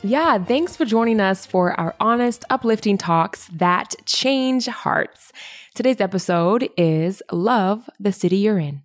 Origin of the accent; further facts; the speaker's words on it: Indianapolis, Indiana, United States; now in Saskatoon, Canada; I was born in Indianapolis, Indiana